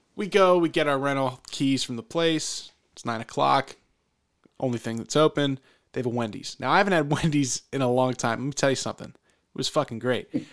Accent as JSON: {"language": "English", "region": "Pennsylvania", "country": "United States", "tie": "born or raised there", "said": "growing up in Pennsylvania"}